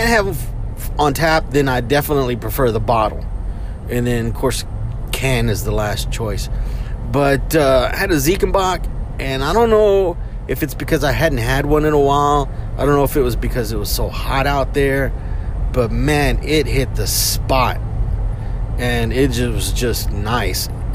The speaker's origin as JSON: {"language": "English", "town": "Houston", "region": "Texas", "country": "United States", "said": "we're from Houston."}